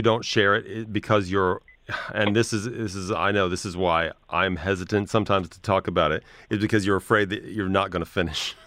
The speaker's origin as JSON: {"language": "English", "region": "Midwest", "country": "United States", "said": "I come from the Midwest, a very blue collar background"}